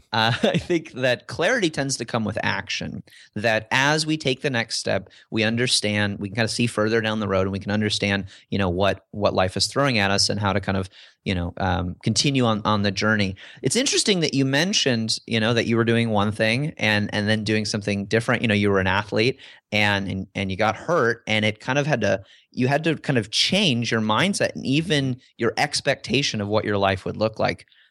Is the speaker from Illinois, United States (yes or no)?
yes; DeKalb, Illinois, United States; moved away; I grew up in Illinois and, and, and from the Midwest